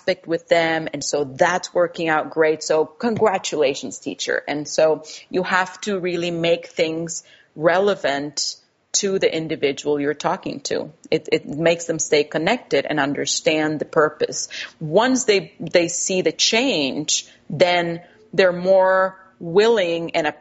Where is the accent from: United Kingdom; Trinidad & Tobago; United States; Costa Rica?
Costa Rica; English is a second language; moved away; I grew up in Costa Rica with a German father, a Costa Rican mother, and going to a trilingual school. So I learned English in early high school